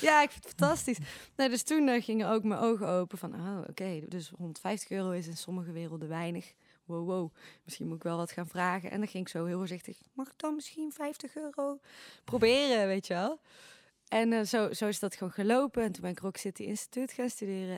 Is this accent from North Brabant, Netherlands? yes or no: yes; Eindhoven, North Brabant, Netherlands; als Eindhovenaar